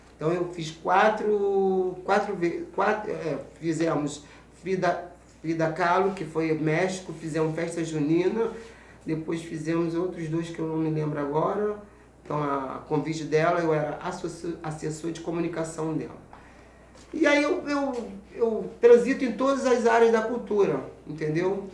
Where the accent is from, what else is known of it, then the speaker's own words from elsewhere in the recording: São Gonçalo, Rio de Janeiro, Brazil; eu nasci no Morro do Martins. Oh. Na comunidade Morro Martim